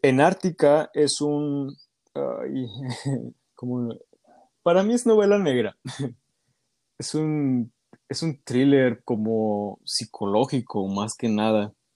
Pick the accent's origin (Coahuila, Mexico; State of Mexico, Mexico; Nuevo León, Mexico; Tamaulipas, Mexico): Tamaulipas, Mexico; Ciudad Victoria; soy originario de Ciudad Victoria, Tamaulipas